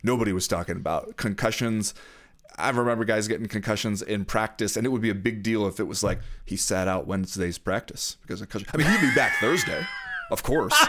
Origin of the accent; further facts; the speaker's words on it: Southern California, United States; I grew up mostly in Southern California